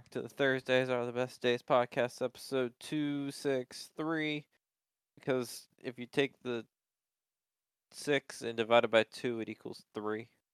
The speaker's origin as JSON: {"language": "English", "country": "United States", "said": "I'm American"}